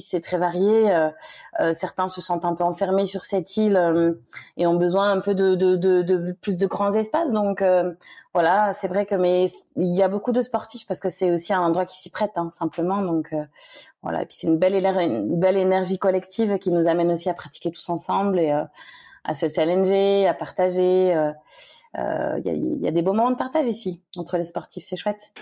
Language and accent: French; Le Mans, Pays de la Loire, France; moved away as an adult; also born or lived in Angers / Toulouse / Uzès; now in Réunion, France; je suis née au Mans euh, en Sarthe. Euh, j'y suis restée jusqu'à mes 18 ans.